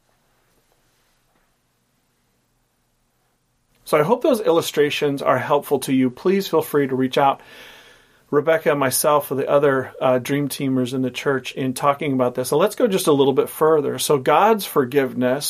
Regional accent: Portland, United States; growing up in Portland

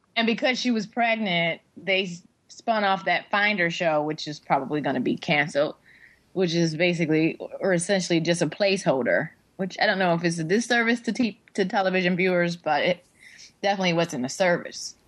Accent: Detroit, Michigan, United States; also born or lived in Seattle, United States / Tacoma, United States; now in Los Angeles, United States; the Detroit News, which is like my hometown paper where I grew up

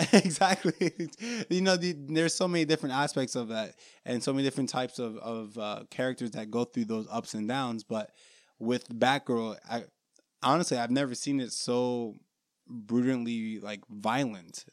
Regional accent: New York, United States; I was born in New York

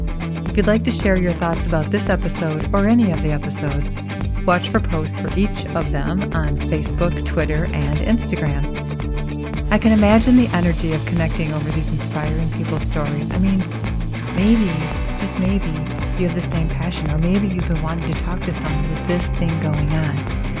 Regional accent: United States; as a Native American citizen who has not, I have not been to more than probably two of the national parks, and I've lived here my whole life.

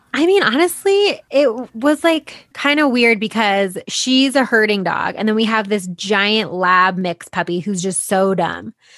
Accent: Boulder, Colorado, United States; I'm from Boulder and I've come to kinda hate it

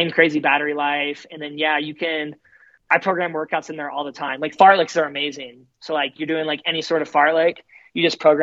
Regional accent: Austin, Texas, United States; moved away; I lived there for a while and I was born in Austin, Texas.

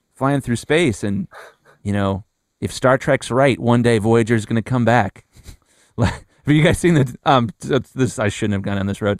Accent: Columbus, Ohio, United States; I'm from Columbus, Ohio, and when I graduated high school

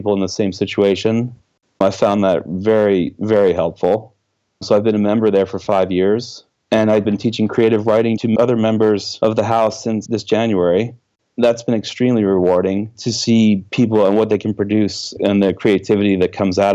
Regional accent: Washington, District of Columbia, United States; moved away as an adult; now in Oslo, Norway; I grew up in the Washington, D.C. area

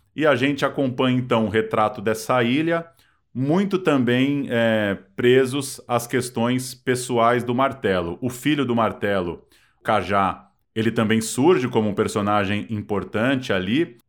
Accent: ABC Paulista, São Paulo, Brazil; eu sou do, do ABC paulista

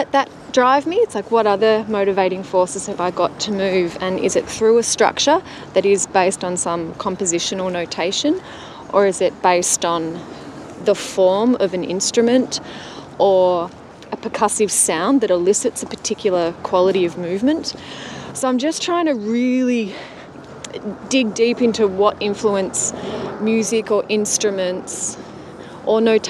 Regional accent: Melbourne, Victoria, Australia; away from my hometown in Melbourne

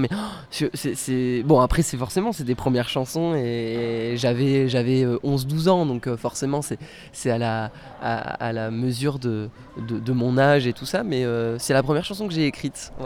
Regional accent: Bordeaux, Nouvelle-Aquitaine, France; Je suis né à Bordeaux, je vis à Bordeaux, j'ai pas quitté Bordeaux

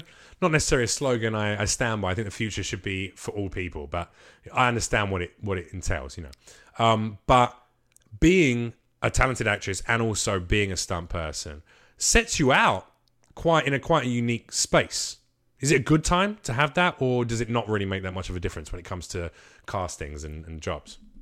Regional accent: England, United Kingdom; I was raised in England, but I'm Macedonian.

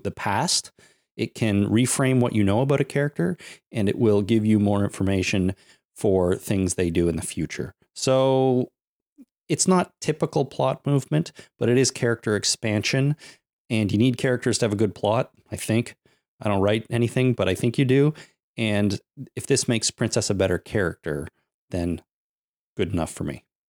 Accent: Canada

